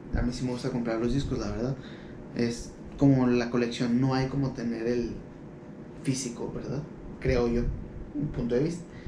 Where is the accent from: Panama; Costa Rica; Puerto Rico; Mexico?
Mexico; Ciudad Juárez, Chihuahua; somos de Ciudad Juárez